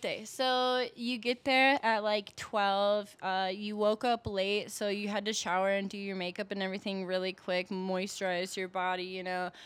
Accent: Milwaukee, Wisconsin, United States; moved away as an adult; now in Denver, United States; I'm originally from Milwaukee, Wisconsin

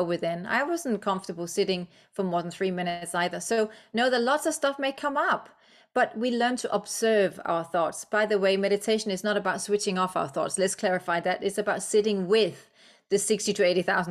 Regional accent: Denmark; English is a second language; moved away; I'm Danish. English is my second language

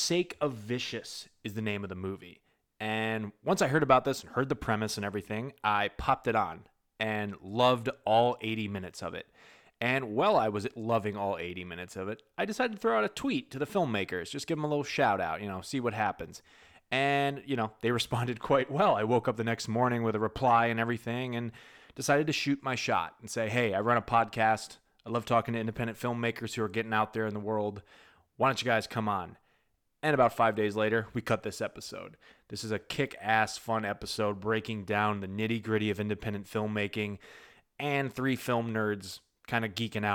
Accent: Northeast, United States; now in Orlando, United States; I'm from the Northeast originally.

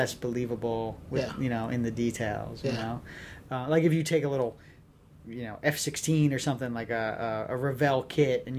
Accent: New Jersey, United States; I'm from Jersey.

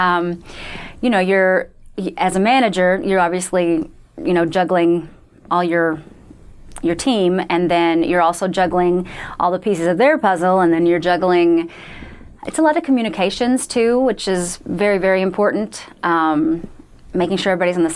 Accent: Southern Illinois, United States; moved away as an adult; also born or lived in Fort Wayne, Indiana / Cleveland, Ohio / Detroit, Michigan / Houston, Texas; I am originally from Southern Illinois, which is about an hour. My hometown was an hour from Paducah, Kentucky

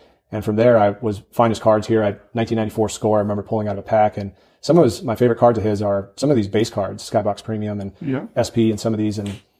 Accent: Wisconsin, United States; growing up in Wisconsin, you have to be a Packer fan for the most part, right?

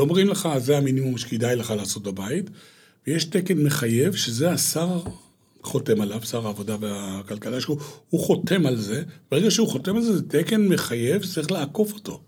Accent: Hulata, Northern District, Israel; moved away as an adult; also born or lived in Eilat; גדלתי בקיבוץ, אה, חולתה, עד לפני, אה, כעשרים שנה, שאז עזבתי את הקיבוץ

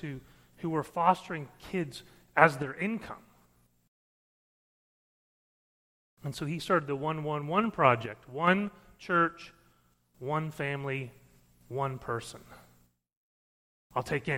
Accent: Missouri, United States; I grew up in Missouri

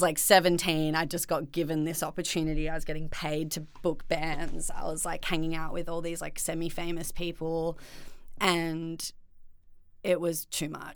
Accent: Byron Bay, New South Wales, Australia; now in Melbourne, Australia; growing up in Byron definitely was, like, an incredible experience

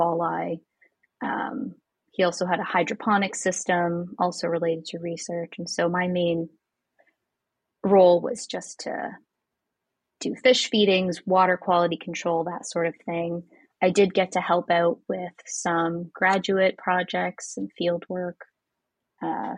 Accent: Toronto, Ontario, Canada; now in Ottawa, Canada; I grew up in Toronto

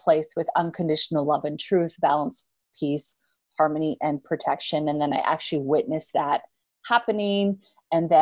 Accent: Canada; Canadians, we say awesome because lots of things are awesome.

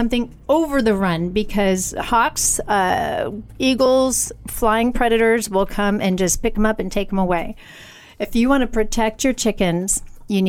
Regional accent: United States; I'm an American woman

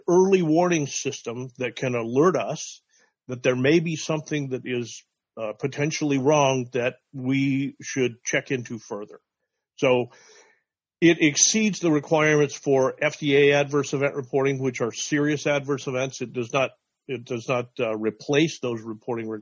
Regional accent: Wyoming, United States; I'm from Wyoming

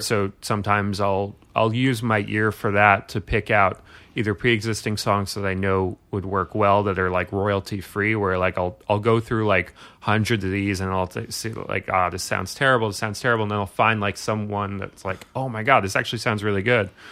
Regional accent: New York City, New York, United States; I grew up in Brooklyn.

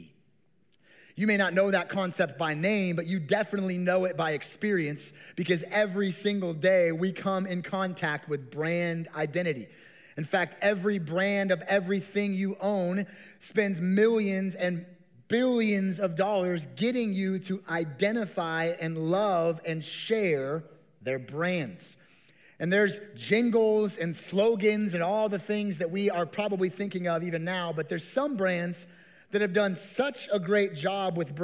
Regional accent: Las Vegas, Nevada, United States; I grew up here in the Las Vegas Valley

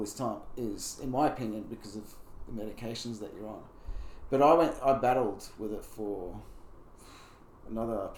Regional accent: Brisbane, Queensland, Australia; also born or lived in Mackay, Australia / Bowen, Australia; we moved to Brisbane when I was 8

